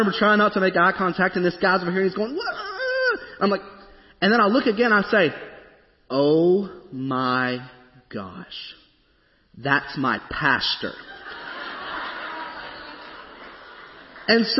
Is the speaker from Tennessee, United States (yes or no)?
yes; Springfield, Tennessee, United States; moved away as an adult; now in Goodlettsville, United States; I grew up in Springfield where, you know, there's not that much traffic.